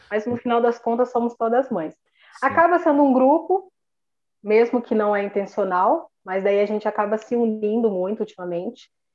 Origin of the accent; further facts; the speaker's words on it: Paraná, Brazil; sou aqui do Paraná.